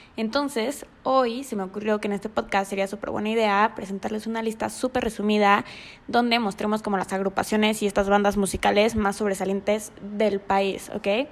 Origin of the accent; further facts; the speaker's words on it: Mexico; somos mexicanos